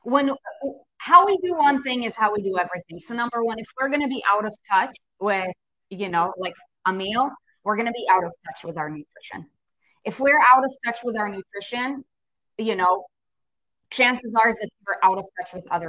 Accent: United States

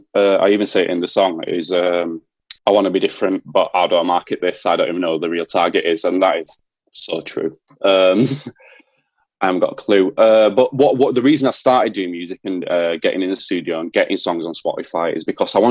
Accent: Leeds, Yorkshire and the Humber, United Kingdom; moved away; so I grew up in East Leeds. I grew up in Seacroft.

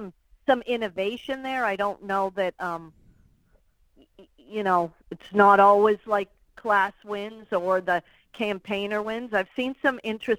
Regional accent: New England, United States; I'm from New England

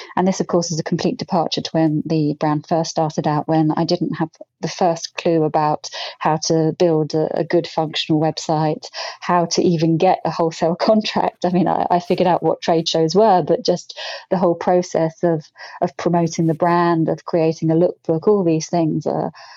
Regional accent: Brighton, South East England, United Kingdom; I grew up in Brighton

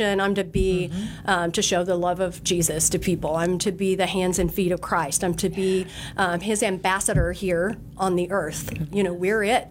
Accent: Oklahoma, United States; moved away as an adult; now in Texas, United States; I'm originally from Oklahoma

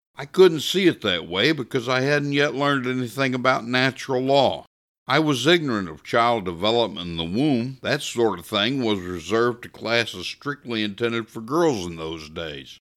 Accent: Missouri, United States; I grew up here in Missouri in the sixties and seventies

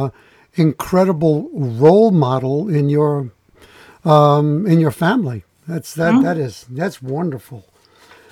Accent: New York City, New York, United States; growing up in the Bronx

